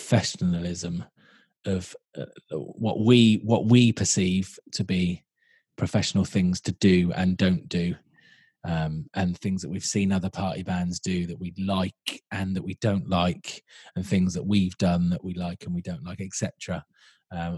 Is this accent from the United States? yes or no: no; Salisbury, South West England, United Kingdom; where we grew up in Salisbury